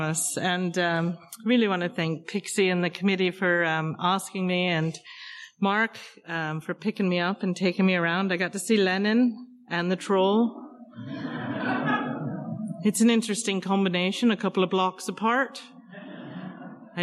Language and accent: English; London, United Kingdom; moved away; also born or lived in Hartford, Connecticut / Hamden, Connecticut; I was born in London, in case you were wondering. I grew up in a pub.